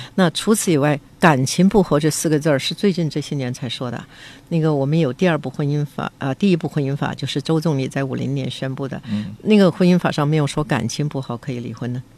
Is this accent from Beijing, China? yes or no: yes; Beijing, China; accent: Beijing dialect; 我们北京话叫做有贼心也没有贼胆